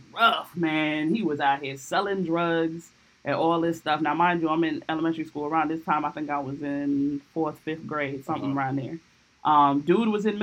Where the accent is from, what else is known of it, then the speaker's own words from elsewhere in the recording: Belleville, New Jersey, United States; moved away; also born or lived in Newark, New Jersey / Orange, New Jersey / Montclair, New Jersey / Bloomfield, New Jersey; But I ended up graduating middle school and high school in Belleville, New Jersey